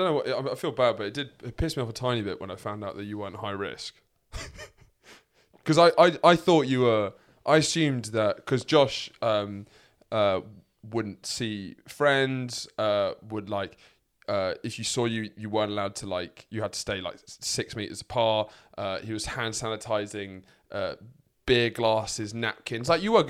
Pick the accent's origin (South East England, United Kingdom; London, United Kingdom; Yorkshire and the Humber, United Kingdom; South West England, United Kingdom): London, United Kingdom; also born or lived in Sussex; This is the thing, is I grew up in London, I've lived most of my life in Sussex